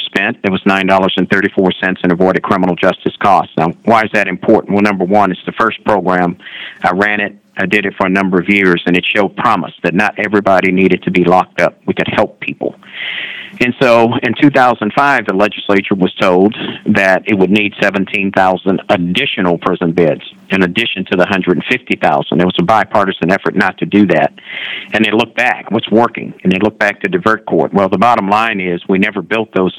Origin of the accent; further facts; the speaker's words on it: Houston, Texas, United States; now in Dallas, United States; I grew up in Third Ward, Houston